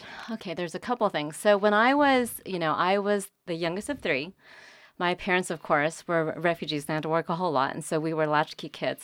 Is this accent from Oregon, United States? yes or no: no; California, United States; born or raised there; moved away as an adult; also born or lived in Vietnam; now in North Carolina, United States